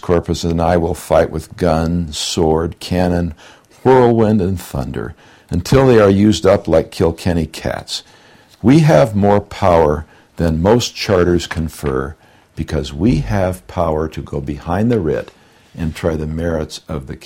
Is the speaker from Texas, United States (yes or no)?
no; California, United States; I'm from California